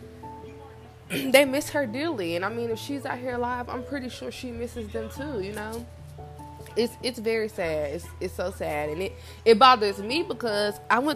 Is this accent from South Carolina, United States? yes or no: yes; Rock Hill, South Carolina, United States; I'm from South Carolina, a small town called Rock Hill, and people are nosy down here